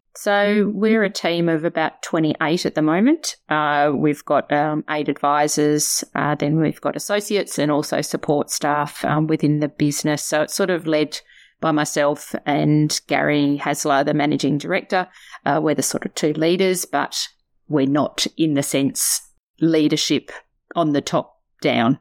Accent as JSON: {"language": "English", "region": "Tasmania", "country": "Australia", "tie": "born or raised there", "also_born_or_lived": "Melbourne", "moved": "as an adult", "said": "I'm a girl from Tassie. Uh, grew up there"}